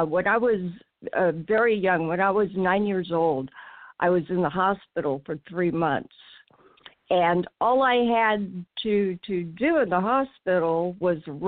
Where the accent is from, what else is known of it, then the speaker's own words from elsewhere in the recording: Pleasant Hill, California, United States; I grew up in Pleasant Hill, California, which is a suburb in the San Francisco Bay Area